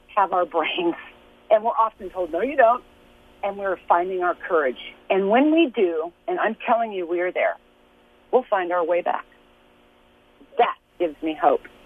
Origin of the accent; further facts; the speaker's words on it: Lawrence, Kansas, United States; I was born and raised in Lawrence, Kansas.